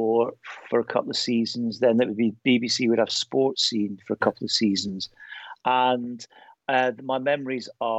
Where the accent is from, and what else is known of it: Fife, Scotland, United Kingdom; born or raised there; moved away as an adult; also born or lived in Aberdeen / North West England